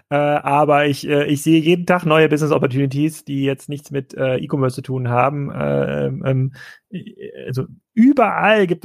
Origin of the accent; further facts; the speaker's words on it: East Germany, Germany; moved away; als ich dann in den Westen gezogen bin. Ich komme aus Ostdeutschland.